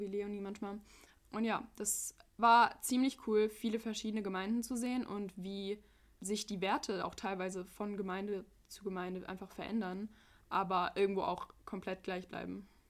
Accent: United States; now in Frankfurt, Germany; ich bin Amerikanerin

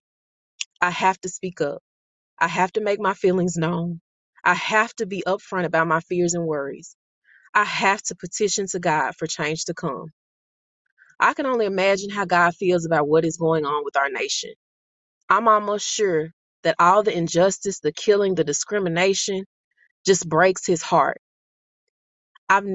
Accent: Mississippi, United States; also born or lived in Monroe, Louisiana; Though I was born in Monroe, Louisiana, I was raised in Mississippi.

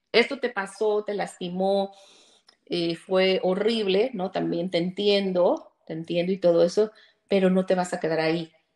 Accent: Mexico; moved away as an adult; now in Chicago, United States; Soy mexicana, pero vivo aquí hace 15 años.

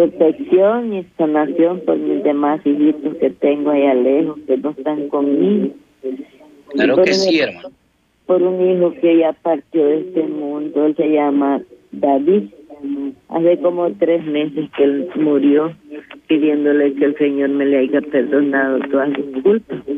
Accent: Ahuachapán, El Salvador; me mandaron a hacerme unos exámenes a Santana, porque yo soy de Aguachapán.

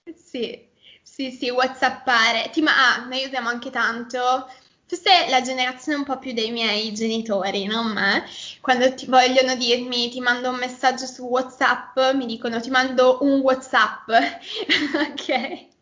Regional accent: Milan, Lombardy, Italy; accent: Milanese

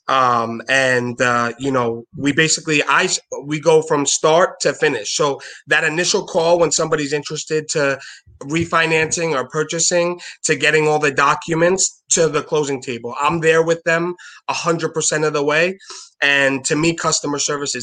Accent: New York City, New York, United States; also born or lived in Long Island; I'm from Brooklyn, New York

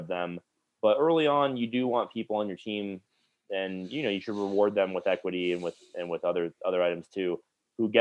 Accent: South Florida, United States; moved away; I'm from South Florida, so I do occasionally go home and see my family

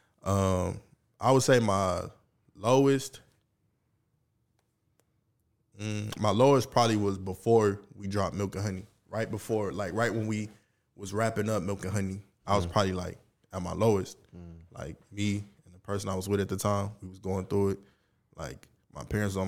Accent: the South, United States; I'm really from the South

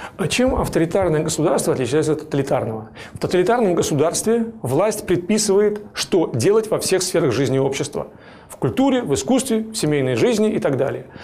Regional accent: Yaroslavl, Yaroslavl Oblast, Russia; Я из Ярославля. Я с пяти лет живу и работаю в Ярославле.

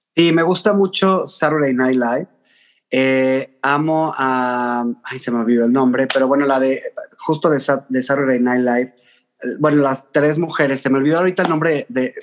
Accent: Mexico City, Mexico; soy chilango, porque me preguntan mucho. Soy de la Ciudad de México pero con sangre norteña de Tamaulipas.

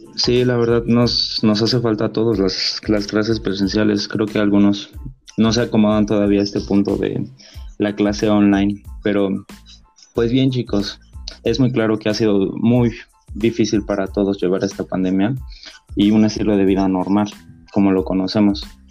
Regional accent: Mexico; como mexicanos

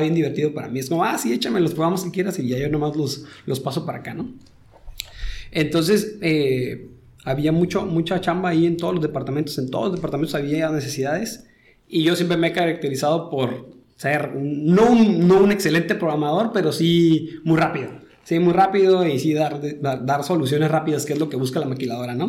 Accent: Tijuana, Baja California, Mexico; also born or lived in Sinaloa / Puebla / Guadalajara; yo nací en Abulato. ¿En en Abulato, ahí en Sinaloa. Y, pero desde chiquito me vine por acá para Tijuana

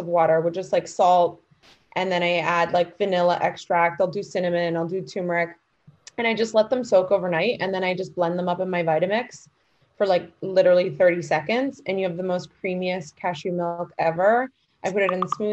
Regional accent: New York, United States; a New Yorker through and through

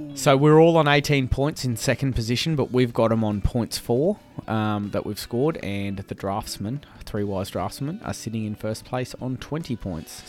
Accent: Brisbane, Queensland, Australia; we grew up, mm, born and bred in Brizzy, lived here all our lives

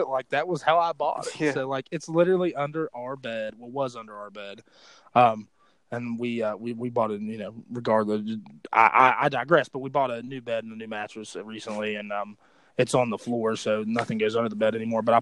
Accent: West Milford, West Virginia, United States; that's where I grew up, was West Milford, West Virginia

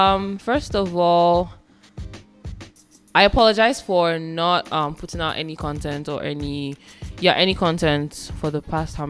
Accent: Nigeria; now in United States; I am Nigerian

